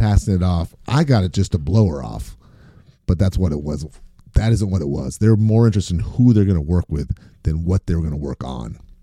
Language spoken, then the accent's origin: English; Maine, United States; Growing up in Maine